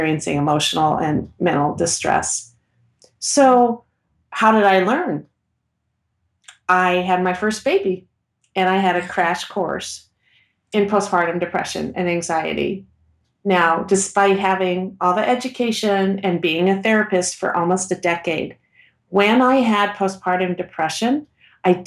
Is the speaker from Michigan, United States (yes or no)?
no; Portland, Oregon, United States; I'm from Portland, Oregon